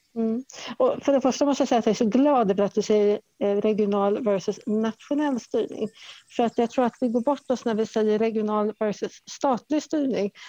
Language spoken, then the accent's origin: Swedish; Stockholm, Stockholm County, Sweden; moved away as an adult; now in Värmland, Sweden; jag är från Stockholm eh, ursprungligen